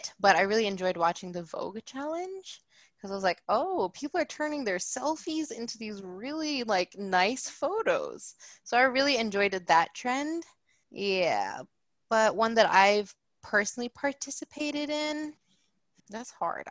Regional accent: Maryland, United States; now in Los Angeles, United States; I grew up in Maryland and it's cold there

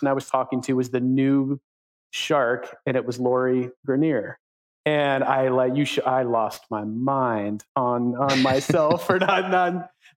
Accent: Midwest, United States; I grew up in the Midwest

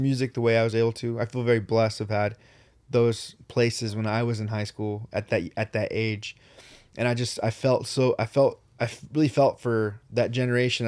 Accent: Riverside, California, United States; we're from Riverside

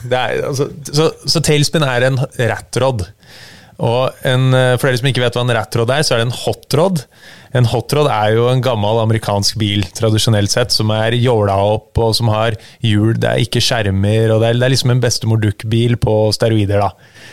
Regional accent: Norway; Jeg vokste opp på et vann som heter Langen, på Sigrud.

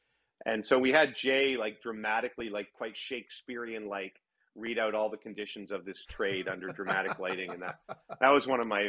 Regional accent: Ottawa, Ontario, Canada; also born or lived in Victoria; I was a BC boy. I was born in Ottawa, long story, but moved around a lot. And I was in Victoria from like 5 to 8. And so I was playing soccer all year round. So when I moved to Ottawa, I think I was 8, almost 9.

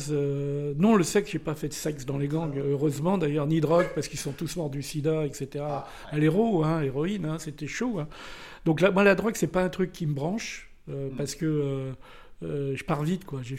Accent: Nice, Provence-Alpes-Côte d'Azur, France; Moi je venais de Nice, hein, j'étais un Blé 2, hein.

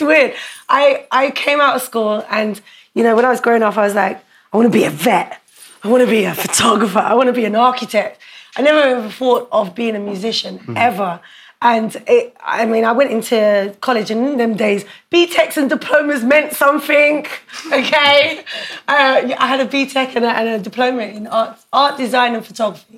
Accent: London, United Kingdom; I grew up in Brixton, I wasn't from Battersea

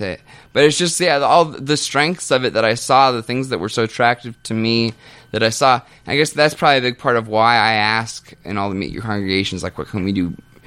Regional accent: Kansas, United States; moved away as an adult; Kansas. I literally just moved here, just got into town

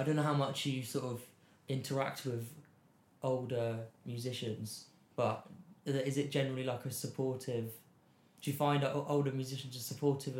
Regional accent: England, United Kingdom; particularly being English

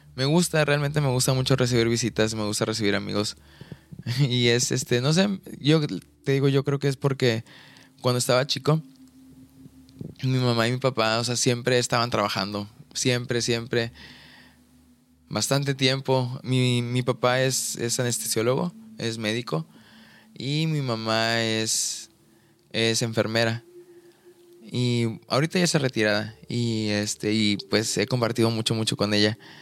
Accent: Ciudad del Carmen, Campeche, Mexico; moved away as an adult; now in Mérida, Mexico; el lugar en el que crecí, en Ciudad del Carmen, en Campeche

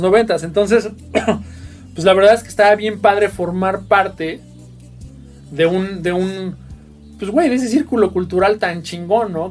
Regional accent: Mexico City, Mexico; Venimos de, la zona sur, de la clase media de la Ciudad de México

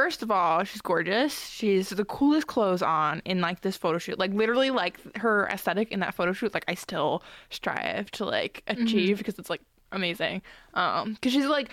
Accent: Long Island, New York, United States; growing up on Long Island

